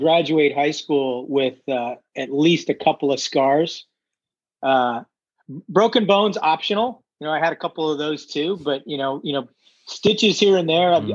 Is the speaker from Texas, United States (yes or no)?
no; Redondo Beach, California, United States; I was born in Redondo Beach